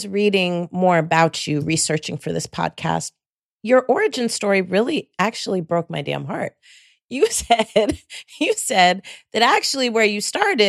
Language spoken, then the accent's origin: English; Bay Area, California, United States; moved away; I come from the Bay Area.